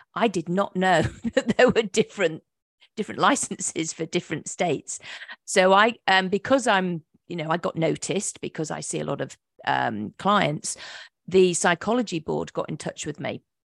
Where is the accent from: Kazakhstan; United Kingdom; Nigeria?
United Kingdom; England; moved away as an adult; also born or lived in Virginia Beach, Virginia, United States; now in North Carolina, United States; I'm from England